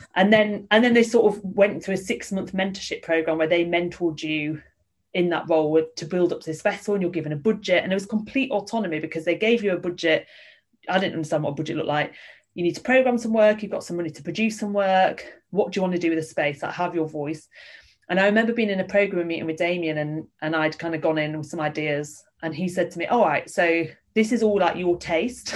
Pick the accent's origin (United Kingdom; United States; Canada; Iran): United Kingdom; Yorkshire and the Humber; I'm from Yorkshire.